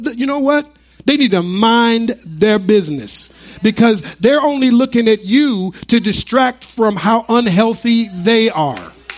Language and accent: English; United States; when we were growing up in the United States